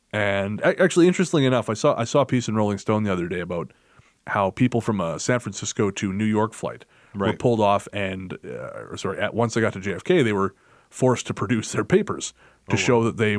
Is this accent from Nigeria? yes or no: no; Canada; I'm from Canada.